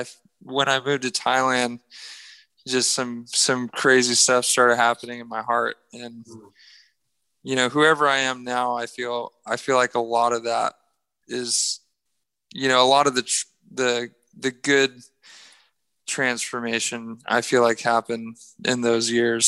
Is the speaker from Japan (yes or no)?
yes; Japan; now in United States; I grew up in Japan. My parents moved there in the 80s, and they...